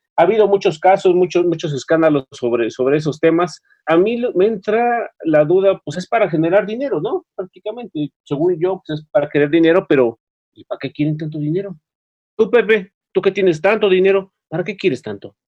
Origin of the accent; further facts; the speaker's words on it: Mexico; como mexicanos